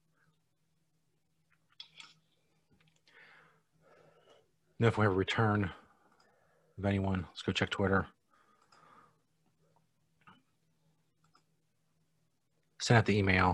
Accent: near Cincinnati, Ohio, United States; Near Cincinnati

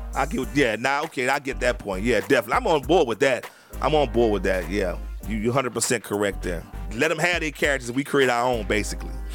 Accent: New Orleans, Louisiana, United States; where I grew up in New Orleans

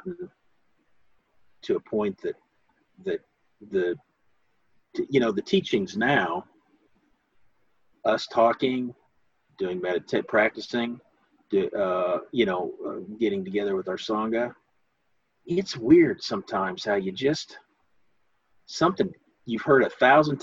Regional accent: United States; growing up in America

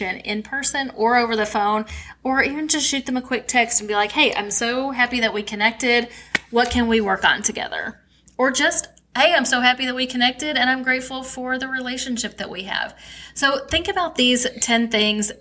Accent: St. Louis, Missouri, United States; we both were from St. Louis

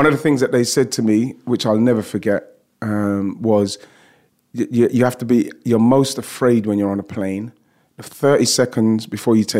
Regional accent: London, United Kingdom; I grew up in and around Broccoli, Lewisham, Deptford

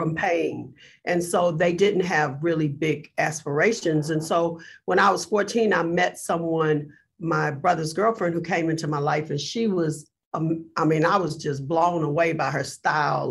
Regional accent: Galveston, Texas, United States; I grew up really poor in Galveston, Texas, which is like a little tiny town

